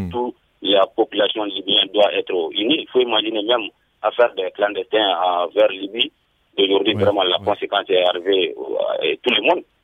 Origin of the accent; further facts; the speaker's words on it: Mali; je vous appelle euh, toujours dans mon village natal à Sonic, 35 km de Bamako.